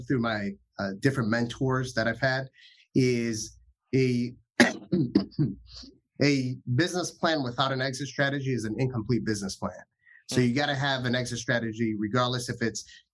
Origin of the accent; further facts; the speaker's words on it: Dominican Republic; I'm from Dominican Republic